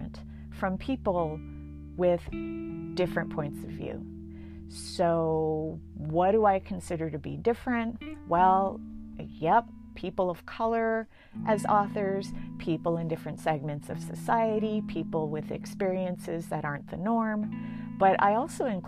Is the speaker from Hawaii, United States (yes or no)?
yes; Hawaii, United States; first language English; moved away as an adult; I was just as American as anyone else. I spoke English as my first language. I was educated as an American. And yet my college roommate, freshman year, when I got there, asked me, "Do you have indoor plumbing in Hawaii?"